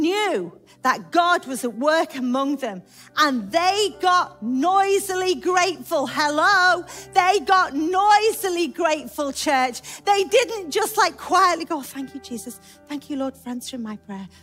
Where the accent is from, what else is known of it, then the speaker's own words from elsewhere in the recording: United Kingdom; We come to church because we're British and we're very quiet.